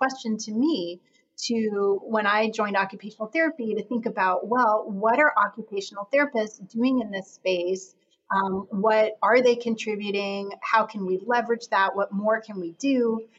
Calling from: Boston, Massachusetts, United States; I'm calling in from Boston, Massachusetts, where I am at Boston University today.

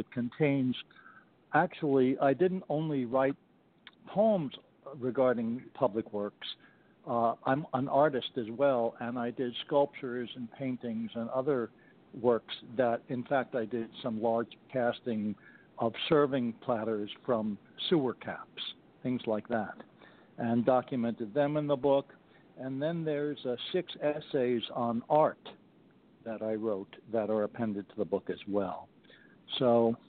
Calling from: Stanwood, Washington, United States; I'm calling from Stanwood, Washington.

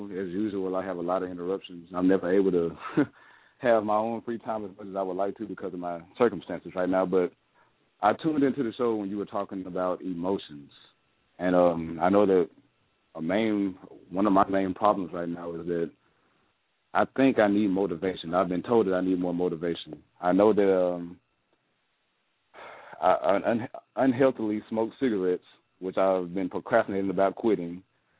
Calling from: Northport, Alabama, United States; I'm calling from Northport, Alabama.

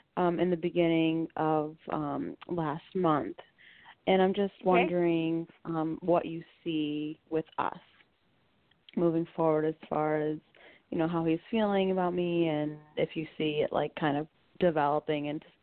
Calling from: Connecticut, United States

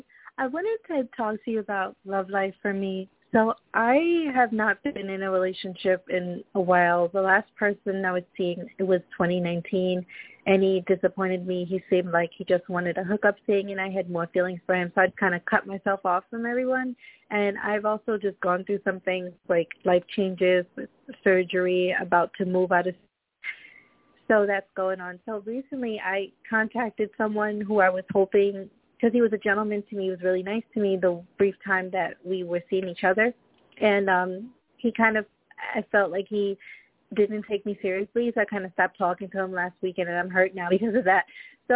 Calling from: New York, United States; I'm calling from New York.

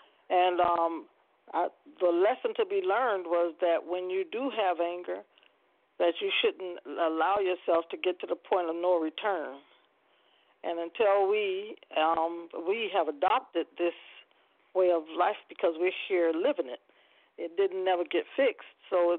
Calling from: Poinciana, Florida, United States; I'm calling from Ponciana, Florida.

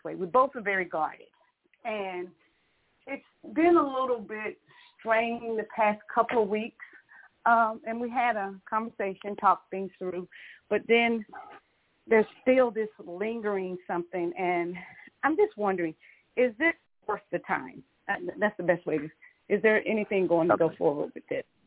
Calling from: Georgia, United States; I'm calling from Georgia

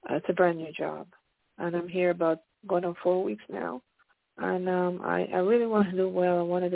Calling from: Pennsylvania, United States; This is …. I'm calling from Pennsylvania.

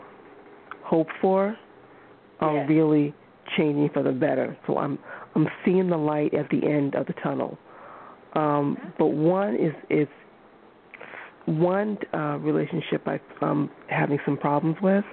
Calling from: Massachusetts, United States; I am calling from Massachusetts

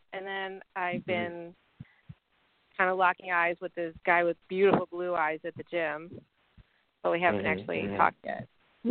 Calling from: Tennessee, United States; I'm calling from Tennessee.

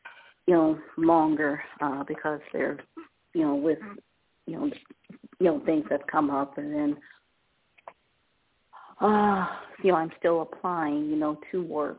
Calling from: Ohio, United States

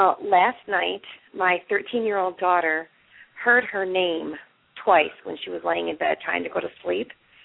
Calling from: Michigan, United States; I'm calling from Michigan.

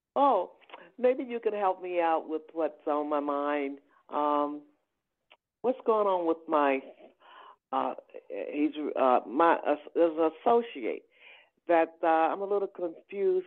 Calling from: Georgia, United States; calling from georgia

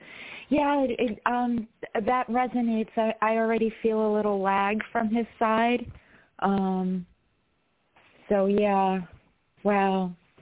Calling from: New York, United States; from New York. How are you?

